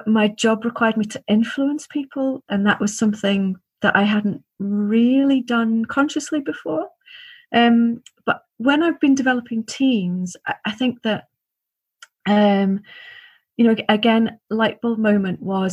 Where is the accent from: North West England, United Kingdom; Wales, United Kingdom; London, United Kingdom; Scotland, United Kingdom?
North West England, United Kingdom; Liverpool; I grew up in Liverpool